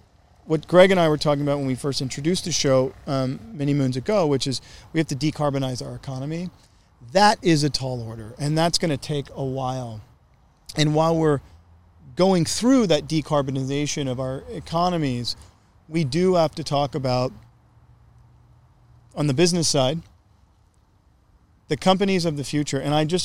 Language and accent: English; Gulf Coast of Louisiana, United States; I grew up in the most oil-heavy state, I guess other than Texas. I'm from Louisiana. But I'm from the Gulf Coast of Louisiana. And I want to say from Baton Rouge to New Orleans